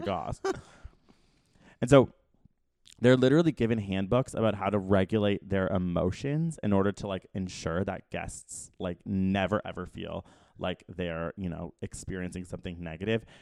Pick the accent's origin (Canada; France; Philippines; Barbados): Canada; as a Canadian living in America